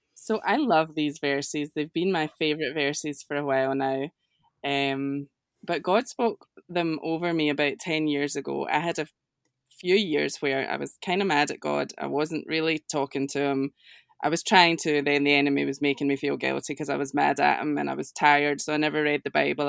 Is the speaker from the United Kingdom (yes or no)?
yes; Scotland, United Kingdom; accent: Scottish; my accent is, is Scottish, a little different